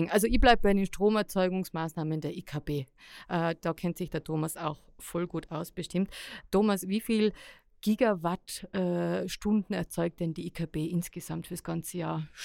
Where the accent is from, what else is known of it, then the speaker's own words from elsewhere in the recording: Innsbruck, Tyrol, Austria; wie viele Kilowattstunden wir brauchen als äh, Tiroler, Innsbrucker am Tag?